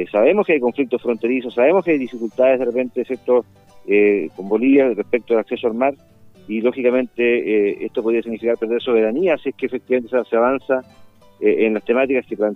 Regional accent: Chile; Nosotros somos un país unitario y somos una sola nacionalidad como todos chilenos...

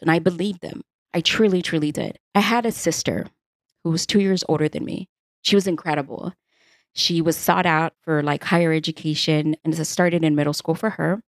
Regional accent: Houston, Texas, United States; born and raised in Houston, Texas

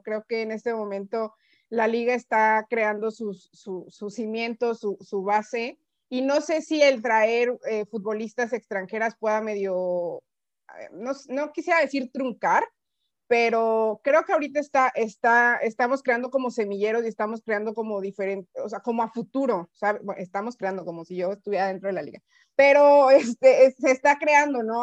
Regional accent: Mexico; nosotros como mexicano, mexicanos

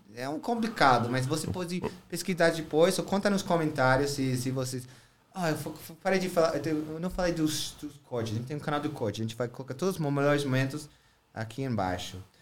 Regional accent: New York, United States; Portuguese is a second language; moved away; eu sou mais novo iorquino do que você, é. porque eu nasci lá

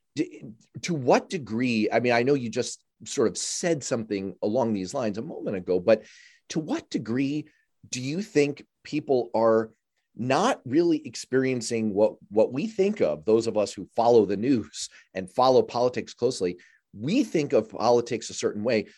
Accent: New York City, New York, United States; I grew up in Manhattan

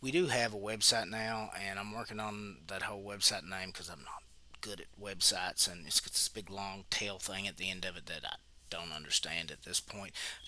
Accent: Tennessee, United States; now in Boston, United States; I am from Tennessee, and I currently live in Boston.

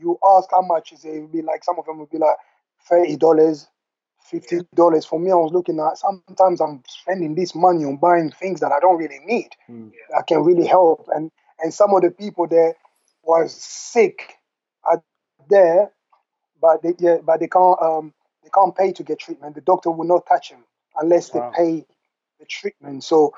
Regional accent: England, United Kingdom; When I first, obviously, I grew up here in England, and my first time to go Africa was in 2002 to play a competition.

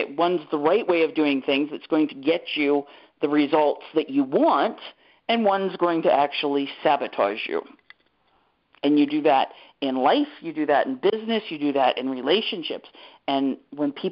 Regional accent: Canada; I'm Canadian.

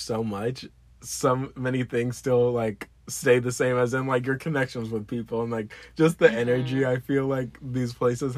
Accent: South Florida, United States; moved away as an adult; now in Orlando, United States; I grew up on Hillsborough and Powerline, a little neighborhood there.

